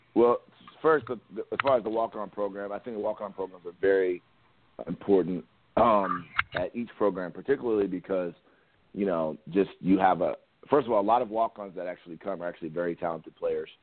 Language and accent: English; Columbus, Ohio, United States; also born or lived in New York; I grew up in Columbus, Ohio.